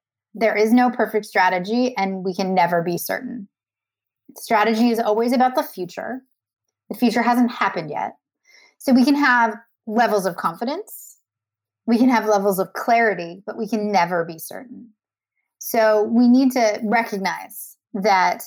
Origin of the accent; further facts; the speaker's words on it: Canada; I'm Canadian.